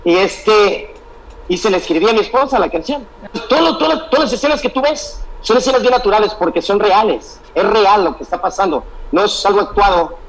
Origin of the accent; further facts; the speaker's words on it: Sinaloa, Mexico; moved away; also born or lived in Michoacán; Nací en Sinaloa, pero me criaron con todas las raíces y costumbres de la gente de Michoacán.